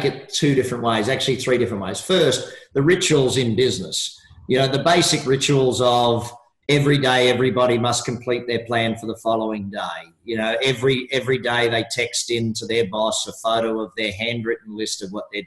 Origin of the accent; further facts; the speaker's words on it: Australia; I'm an Australian